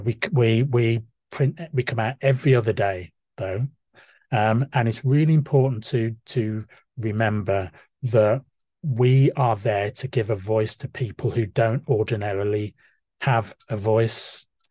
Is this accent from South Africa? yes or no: no; Walsall, West Midlands, United Kingdom; I was born and brought up in Walsall in the backcountry